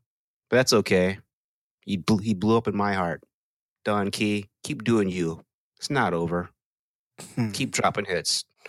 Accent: Texas, United States; I am from Texas.

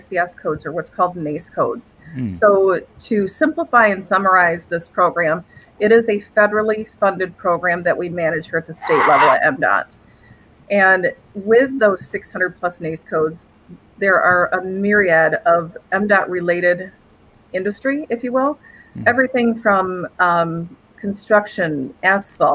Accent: Lansing, Michigan, United States; born and raised in Lansing, Michigan

